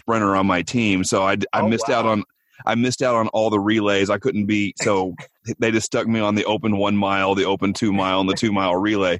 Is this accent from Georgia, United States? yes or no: no; Oklahoma, United States; I grew up in Oklahoma, like back in the 80s and 90s.